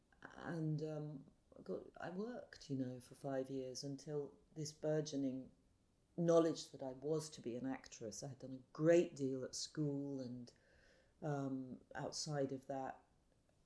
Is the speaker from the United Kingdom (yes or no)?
yes; London, United Kingdom; I grew up in central London in a very now famous area called Notting Hill Gate